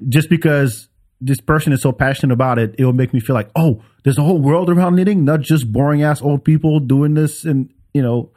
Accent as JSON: {"language": "English", "town": "Paris", "region": "Île-de-France", "country": "France", "tie": "born or raised there", "moved": "yes", "lives_now": "Texas, United States", "said": "even though I grew up in France, I would be for Paris 'cause that's the, that's where I'm from."}